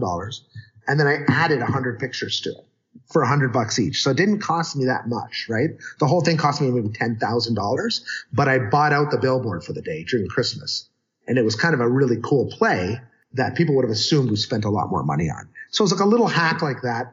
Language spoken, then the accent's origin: English; Canada; I'm Canadian